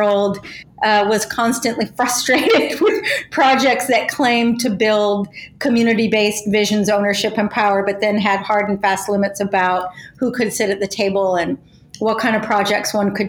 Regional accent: Berkeley, California, United States; I was born in Berkeley, California in 1968 to rebellious radical parents. And so I grew up in a context in California

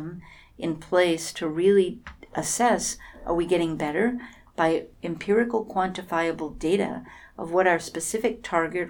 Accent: San Francisco, California, United States; I'm from Silicon Valley, San Francisco

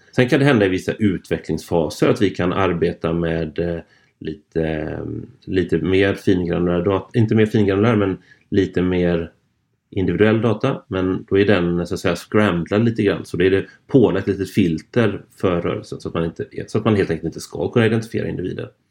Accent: Gothenburg, Västra Götaland, Sweden; från min hemstad här

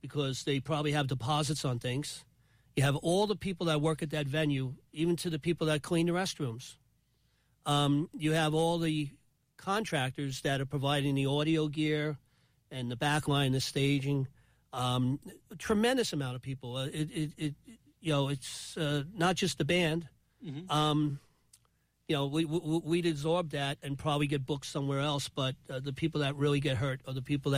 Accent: Bayonne, New Jersey, United States; I grew up in Bayonne

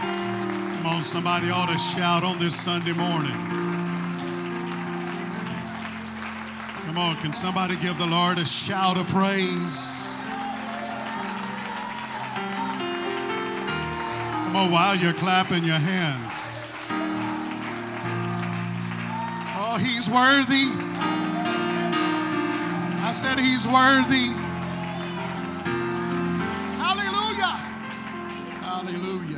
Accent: Mississippi, United States; accent: southern; I don't have this southern draw because I was raised in Florida. I was raised in Mississippi.

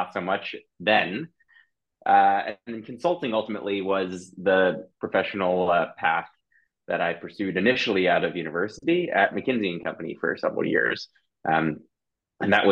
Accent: New York, United States; moved away as an adult; now in London, United Kingdom; though I live in London, I'm originally from the United States, from New York

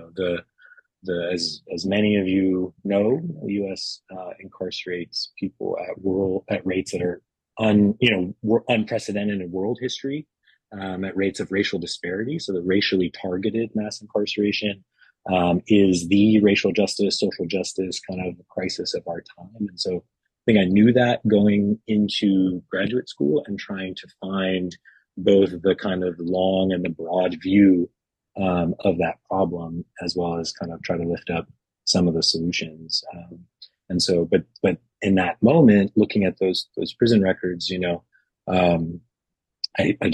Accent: San Francisco Bay Area, California, United States; I grew up in the San Francisco Bay Area

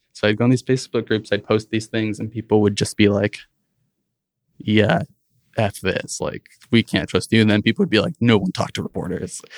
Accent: Rockford, Illinois, United States; also born or lived in Chicago; I grew up in Rockford, Illinois, around the border with Wisconsin

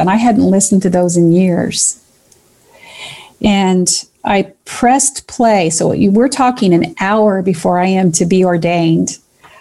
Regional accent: Kentucky, United States; I'm from Kentucky, so every once in a while, a hill which you climb to get up to the top becomes a heel

